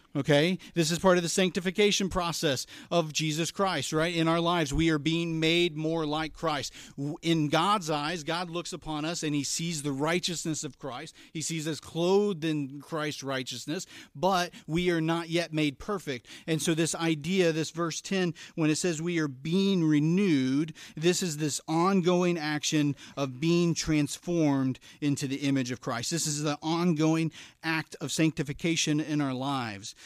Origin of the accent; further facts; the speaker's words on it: Elizabethtown, Kentucky, United States; I grew up in Elizabethtown, Kentucky, um, not to be confused with Elizabethtown, P A, right